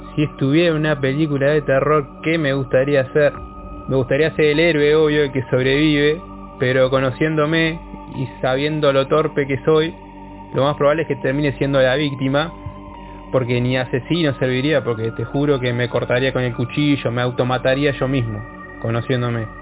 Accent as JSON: {"language": "Spanish", "region": "Canelones", "country": "Uruguay", "said": "soy de Canelones, Uruguay, orgullosamente canario."}